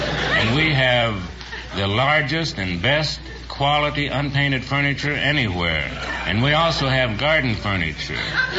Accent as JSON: {"language": "English", "town": "Los Angeles", "region": "California", "country": "United States", "tie": "born or raised there", "also_born_or_lived": "Russian Empire (village near Odessa)", "said": "I left there when I was 18 months old and came direct to Los Angeles. And I've lived here ever since."}